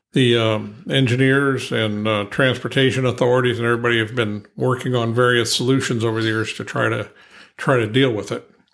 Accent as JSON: {"language": "English", "region": "Ohio", "country": "United States", "also_born_or_lived": "Pennsylvania", "moved": "yes", "said": "I'm originally from Ohio"}